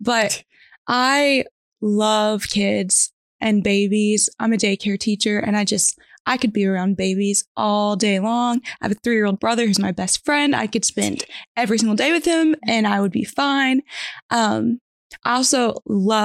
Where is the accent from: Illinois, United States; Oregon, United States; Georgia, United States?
Georgia, United States; moved away as an adult; now in Jacksonville, United States; I'm 24, and I live in Jacksonville, Alabama. I'm from Georgia, too.